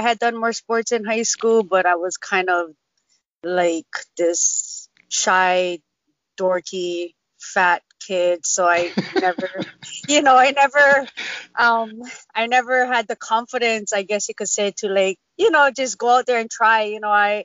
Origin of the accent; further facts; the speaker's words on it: Waianae, Hawaii, United States; I grew up down in Waianae